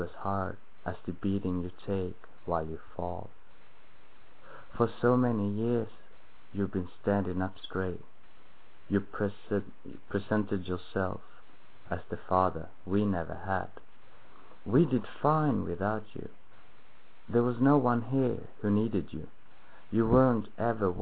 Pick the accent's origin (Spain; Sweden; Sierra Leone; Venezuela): Sweden; also born or lived in Stockholm; I'm from Sweden